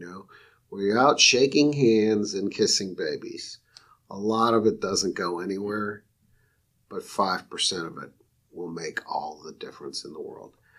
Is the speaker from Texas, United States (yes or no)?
no; Rochester, New York, United States; moved away as an adult; now in Raleigh, United States; I'm from Rochester, New York, where the sun shines about three days a year